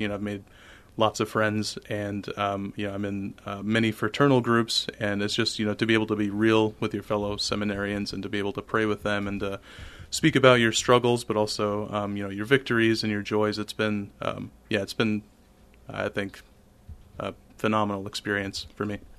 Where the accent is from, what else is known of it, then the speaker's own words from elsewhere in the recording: Urbandale, Iowa, United States; moved away as an adult; now in Saint Paul, United States; my home parish is Saint Pius the Tenth, uh, in Urbandale. And so, I attended Catholic schools my whole life. First, uh, kindergarten through eighth grade in, uh, Saint Pius the Tenth.